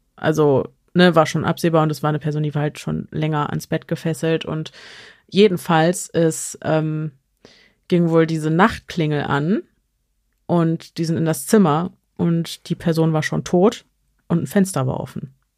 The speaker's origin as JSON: {"language": "German", "country": "Germany", "said": "bei uns in Deutschland"}